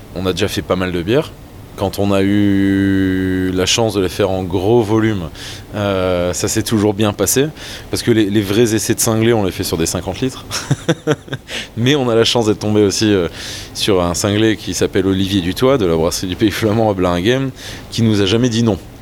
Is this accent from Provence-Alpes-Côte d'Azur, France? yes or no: no; French Flanders, Hauts-de-France, France; je suis un mec d'ici, je suis un mec de cette région, je suis amoureux de la Flandre, je suis enraciné